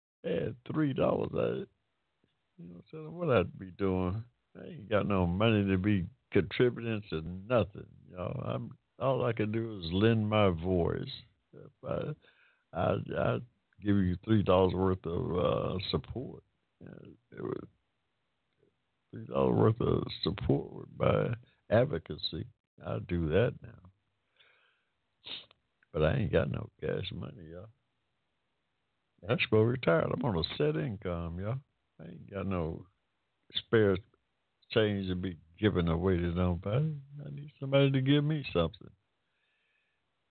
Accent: Hampton, Georgia, United States; I was born in Hampton, Georgia, y'all, 1945, in the middle of a cotton field. That's ain't no shame in my game. That's where I came from.

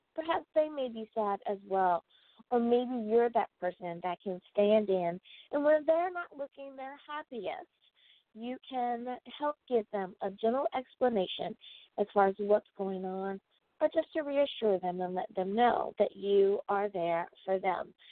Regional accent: United States; my home country, that is the United States of America

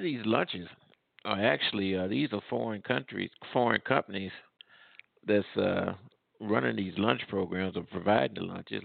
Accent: Midwest, United States; also born or lived in the South (US); now in Southern United States; I grew up in the Midwest

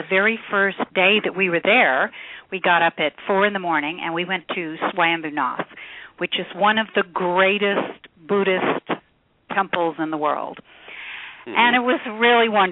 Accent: Oklahoma, United States; I grew up in Oklahoma

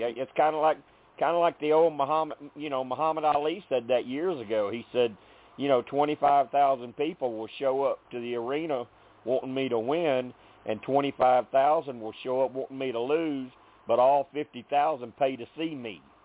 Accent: Arkansas, United States; I'm from Arkansas

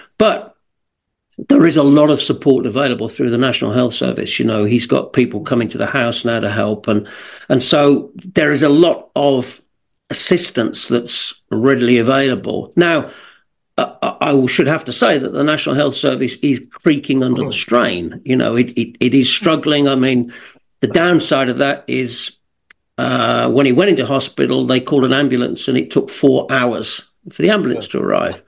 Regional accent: West Midlands, United Kingdom; accent: Birmingham; But I grew up kind of 20 miles and have that strong a Birmingham accent.

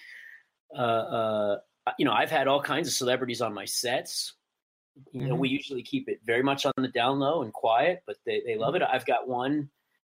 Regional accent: Dallas, Texas, United States; I grew up in Dallas

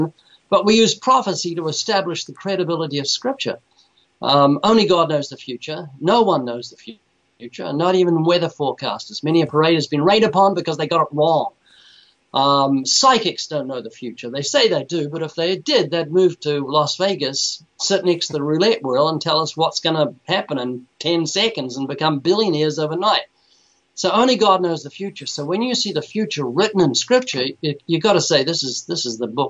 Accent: New Zealand; moved away; I was born in New Zealand twice.

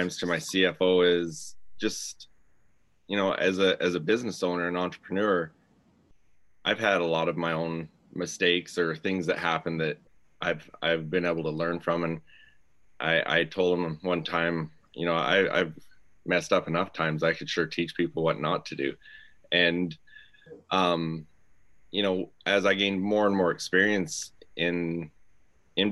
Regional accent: Southern Alberta, Canada; now in Gilbert, United States; I'm originally from Southern Alberta up in Canada. Right now I live in Gilbert, Arizona.

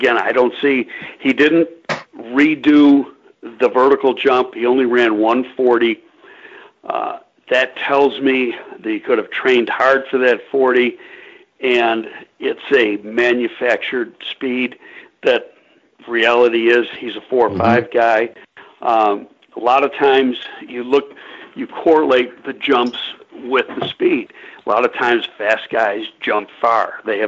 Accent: Buffalo, New York, United States; moved away; I'm originally from Buffalo

